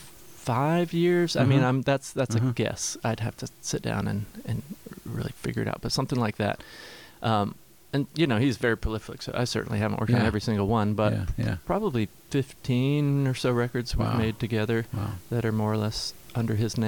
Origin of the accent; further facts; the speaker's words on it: Nashville, Tennessee, United States; moved away as an adult; also born or lived in Boulder / Seattle; I grew up in Nashville, so I left the morning after my high school graduation